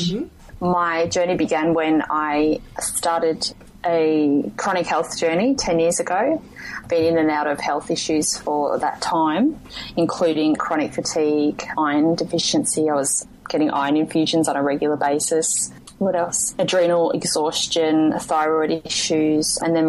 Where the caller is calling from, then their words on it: Western Australia, Australia; I'm calling in from Western Australia.